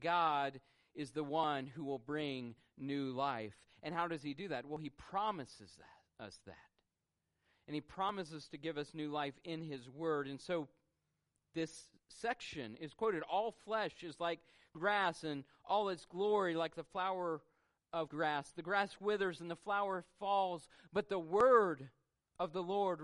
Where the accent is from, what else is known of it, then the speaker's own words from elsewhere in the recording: Memphis, Tennessee, United States; I was born in Memphis, Tennessee